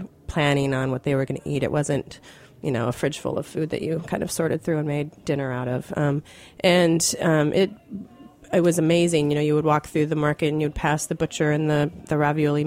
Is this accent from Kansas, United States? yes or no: no; Woodinville, Washington, United States; I grew up in Woodinville, which is the east side of what we call the east side of Seattle